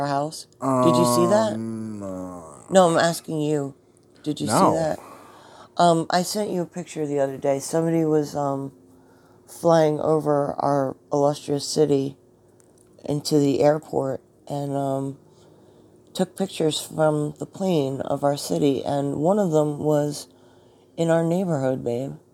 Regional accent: New Jersey, United States; accent: Jersey; my Jersey accent

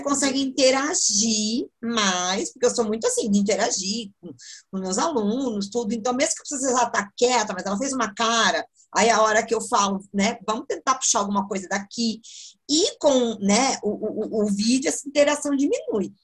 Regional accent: Sorocaba, São Paulo, Brazil; sou de Sorocaba, sorocabano

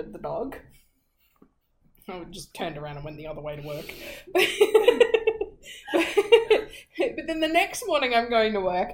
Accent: Australia; I'm Australian.

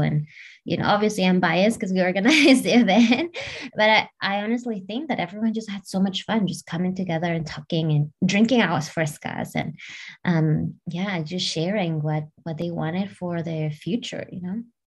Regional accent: Peru; I'm from South America, I'm from Peru.

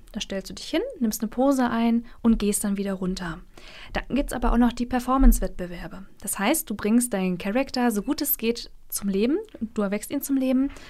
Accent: Mecklenburg-Vorpommern, Germany; moved away as an adult; also born or lived in Rostock; now in Jena, Germany; ich komme ursprünglich aus Mecklenburg und bin vor zweieinhalb Jahren nach Jena gezogen

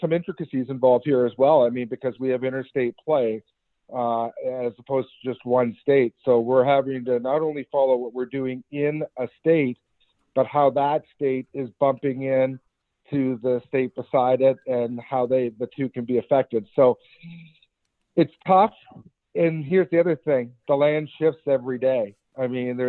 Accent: Kitchener, Ontario, Canada; growing up in Kitchener, you know, I played youth hockey

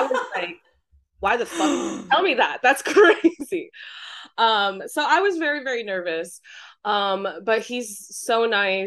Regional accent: Taiwan; I'm from Taiwan. It's very humid and hot

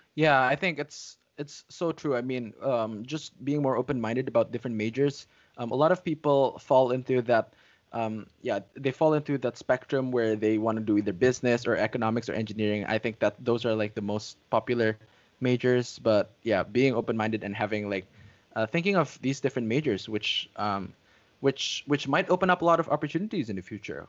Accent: Indonesia; having been born and raised in Indonesia for um, like almost all my life.

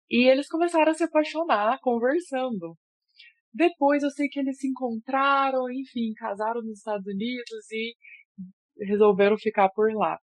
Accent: Goiânia, Goiás, Brazil; eu é sou de Goiânia

